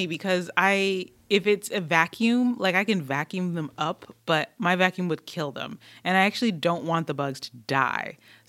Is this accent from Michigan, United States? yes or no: yes; Detroit, Michigan, United States; I grew up in Detroit, but my dad was from Tennessee, so we spent almost every summer in Tennessee.